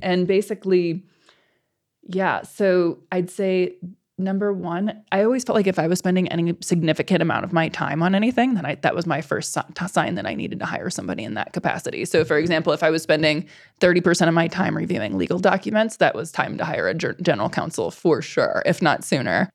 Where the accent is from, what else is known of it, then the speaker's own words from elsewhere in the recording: Midwest, United States; moved away; I'm from the Midwest originally